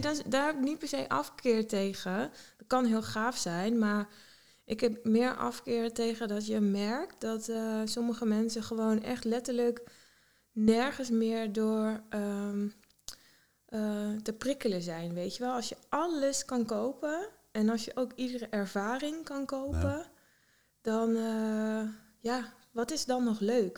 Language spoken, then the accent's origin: Dutch; Heeten, Overijssel, Netherlands; moved away as an adult; also born or lived in Zwolle; now in New York, United States; Ik kom uit Heten, hmm vlak bij Deventer in de buurt. En ja, echt in de natuur, ja, plattelandsmeisje opgegroeid wel.